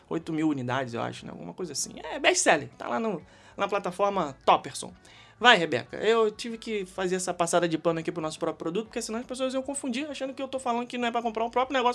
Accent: Rio de Janeiro, Brazil; Eu posso falar com propriedade porque eu sou carioca, eu estou com isso. Fiquei 30 anos vivendo no Rio de Janeiro, então eu conheço cariocagem.

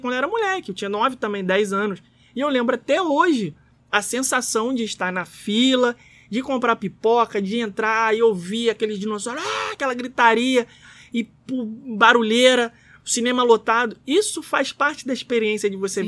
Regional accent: Rio de Janeiro, Brazil; nós, brasileiros, cariocas

